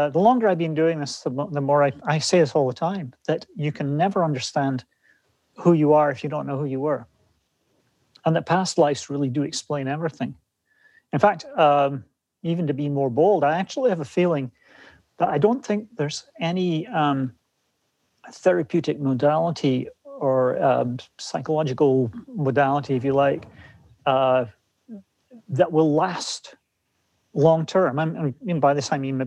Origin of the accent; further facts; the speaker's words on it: Scotland, United Kingdom; moved away as an adult; now in West Coast, United States; growing up in Scotland